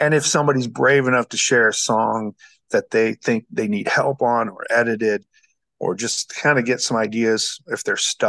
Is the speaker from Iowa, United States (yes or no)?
yes; Guthrie Center, Iowa, United States; now in Jefferson, United States; I grew up in Guthrie Center down the road, so I knew Jefferson fairly well